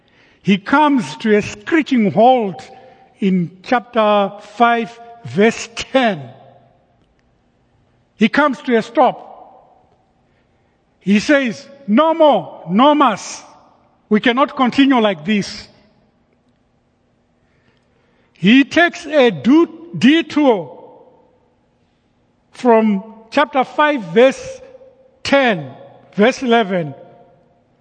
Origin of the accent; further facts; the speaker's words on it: Zimbabwe; moved away; Growing up in Zimbabwe in high school